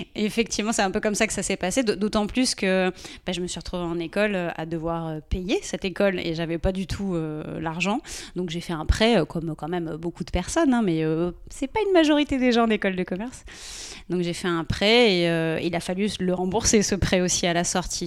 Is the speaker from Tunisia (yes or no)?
no; Guadeloupe; moved away as an adult; also born or lived in Pointe-à-Pitre / south of France; j'ai fait mon collège, j'ai fait mon lycée en Guadeloupe, j'ai passé mon bac en Guadeloupe